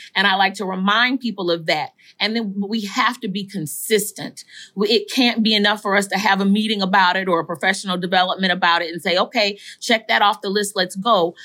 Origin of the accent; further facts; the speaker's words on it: Saint Paul, Minnesota, United States; I am from, born and raised in Saint Paul, Minnesota, in, in the Rondo community